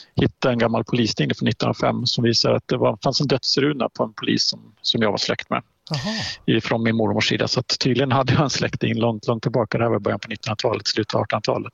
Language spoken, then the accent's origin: Swedish; Halland County, Sweden; moved away as an adult; now in Östersund, Sweden; jag är en hallänning i, i grund och botten, född och mm. uppvuxen på västkusten